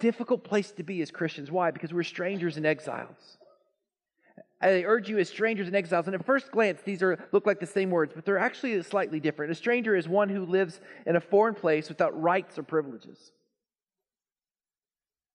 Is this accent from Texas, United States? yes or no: yes; Texas, United States; also born or lived in Lawton, Oklahoma; I'm a Texan. Proud Texan